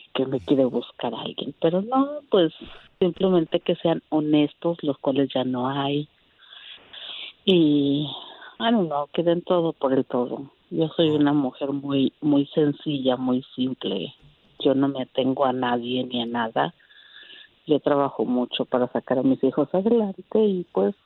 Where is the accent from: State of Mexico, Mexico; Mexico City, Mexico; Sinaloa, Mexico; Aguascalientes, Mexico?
Aguascalientes, Mexico; moved away as an adult; now in Indiana, United States; Yo soy de Aguas, yo soy de Aguascalientes, tengo 41